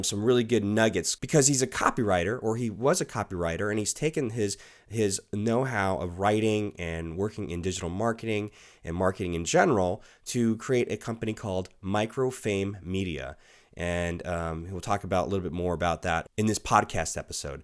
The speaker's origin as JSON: {"language": "English", "region": "Southern California", "country": "United States", "tie": "born or raised there", "said": "I'm growing up in Southern California"}